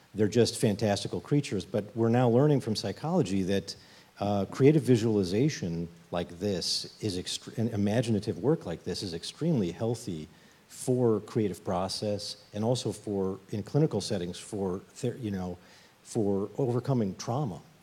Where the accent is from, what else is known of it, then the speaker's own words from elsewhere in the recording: Chicago, Illinois, United States; I'm from Chicago